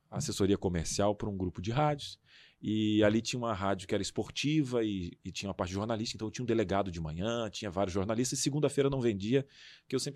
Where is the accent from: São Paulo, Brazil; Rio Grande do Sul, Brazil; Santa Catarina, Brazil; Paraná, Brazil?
Rio Grande do Sul, Brazil; moved away; Naquela época eu tinha um sotaque